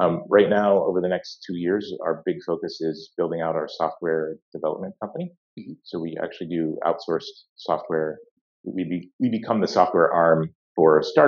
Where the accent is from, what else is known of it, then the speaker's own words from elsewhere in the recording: Atlanta, Georgia, United States; also born or lived in West Coast, United States; grew up in Atlanta, Georgia